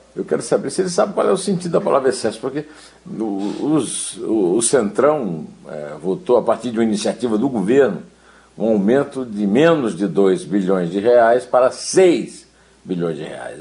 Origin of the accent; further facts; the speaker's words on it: Alto Sertão da Paraíba, Brazil; Eu nasci, Carolina, no Alto Sertão da Paraíba